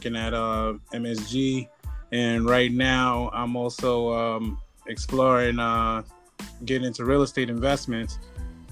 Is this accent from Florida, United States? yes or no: no; New York City, New York, United States; also born or lived in California; I'm from Brooklyn, New York.